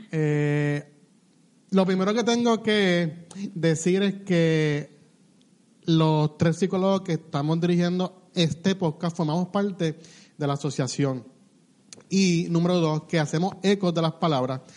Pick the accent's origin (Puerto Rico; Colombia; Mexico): Puerto Rico